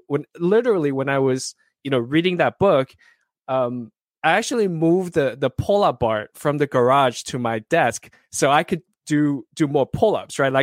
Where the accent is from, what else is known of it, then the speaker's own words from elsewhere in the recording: Southern California, United States; I grew up in Southern California